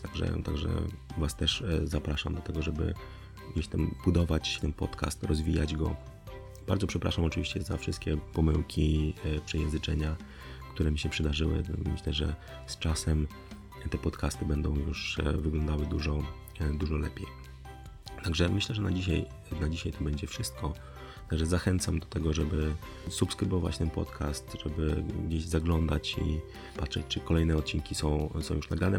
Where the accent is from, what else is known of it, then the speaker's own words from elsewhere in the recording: Poland; z Polski